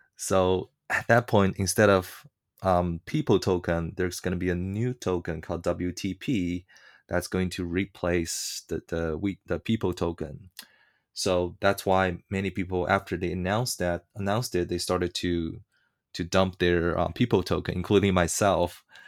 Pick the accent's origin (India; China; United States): China; moved away; I was born in China and gr-, growing up in China